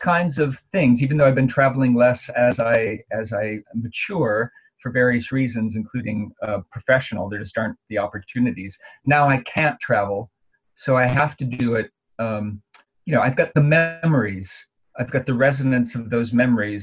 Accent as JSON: {"language": "English", "town": "Minneapolis", "region": "Minnesota", "country": "United States", "tie": "born or raised there", "moved": "yes", "said": "my hometown, Minneapolis"}